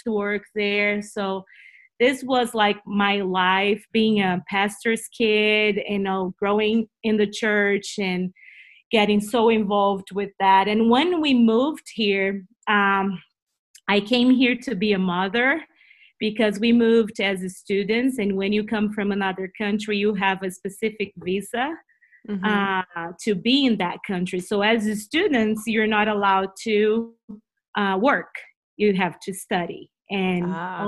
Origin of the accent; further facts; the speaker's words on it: Brazil; accent: Brazilian; first language Portuguese; English is a second language; moved away as an adult; now in United States; We moved here 7 years ago from Brazil, so we're from Brazil. You will listen to my funny accent